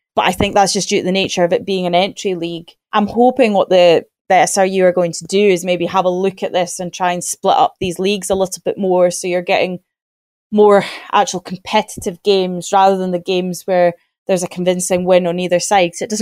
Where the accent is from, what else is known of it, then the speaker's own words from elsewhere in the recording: Aberdeen, Scotland, United Kingdom; moved away as an adult; now in Dundee, United Kingdom; I'm originally from Aberdeen and that's where I went to uni. And then I moved to Dundee